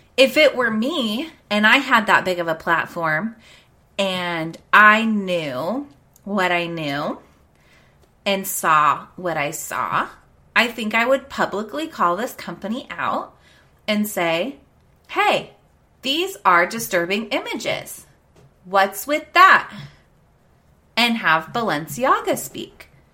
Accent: United States; we have as American people

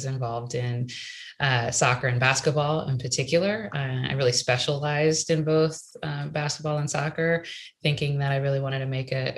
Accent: Maryland, United States; moved away; I grew up in Maryland, right outside of Washington, D.C.

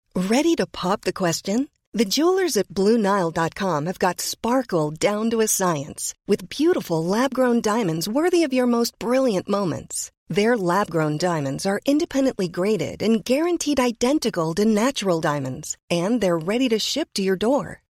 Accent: Highland Park, Illinois, United States; we are speaking to you from my hometown of Highland Park, Illinois

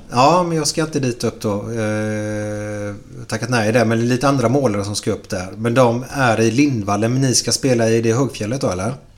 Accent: Gothenburg, Västra Götaland, Sweden; vi är göteborgare

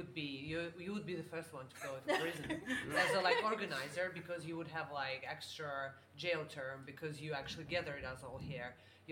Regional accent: Moscow, Russia; moved away as an adult; now in London, United Kingdom; I'm from Moscow, Russia. And it's dangerous to be in Russia now, so I decided to come to London.

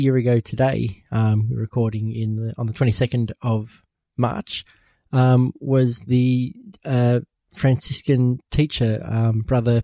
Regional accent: Australia; we're from Australia

